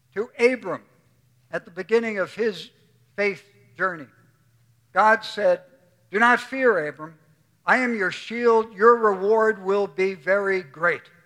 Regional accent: New York City, New York, United States; Bernie and I grew up together on Staten Island

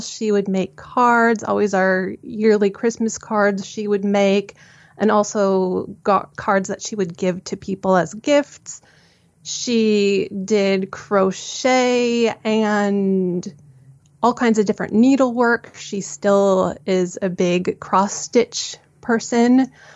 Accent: suburbs of Chicago, Illinois, United States; I grew up in the suburbs of Chicago

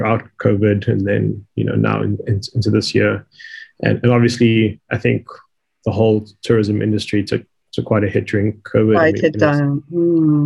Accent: Johannesburg, Gauteng, South Africa; now in Cape Town, South Africa; I grew up in Joburg

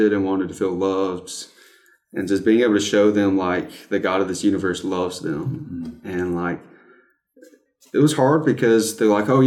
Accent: South Carolina, United States; I'm from South Carolina

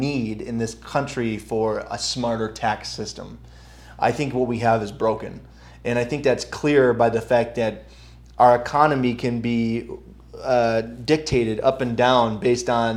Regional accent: New York, United States; I grew up in New York State public education.

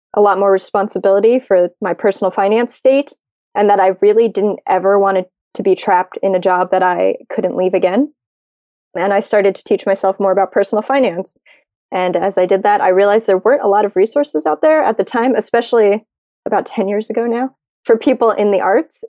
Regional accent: United States; I'm American

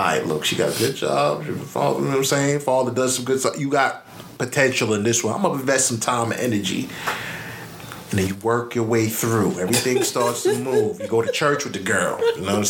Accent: Jamaica; I'm a Jamaican

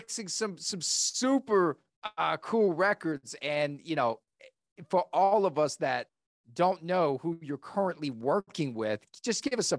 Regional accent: the South, United States; accent: Southern; my Southern accent is kicking

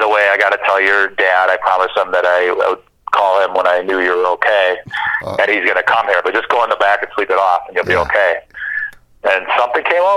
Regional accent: Chicago, Illinois, United States; moved away as an adult; also born or lived in Michigan; I grew up in Chicago, so my family and friends are all there

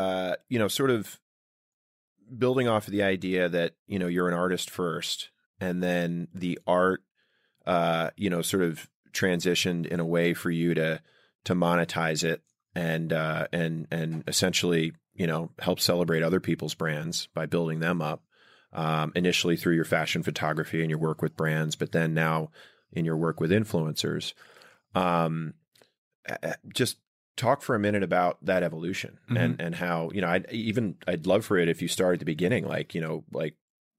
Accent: Maryland, United States; I grew up in Montgomery County.

